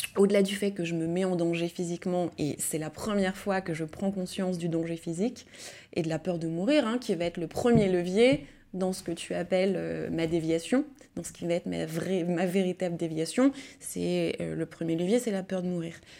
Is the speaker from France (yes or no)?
yes; Lyon, Auvergne-Rhône-Alpes, France; Je suis née à Lyon, j'ai grandi à Lyon